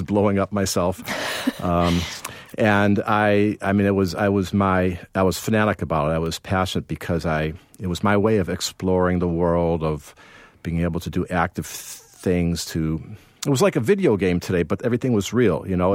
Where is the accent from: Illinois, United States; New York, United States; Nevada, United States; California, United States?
Illinois, United States; Evanston; I grew up in Chicago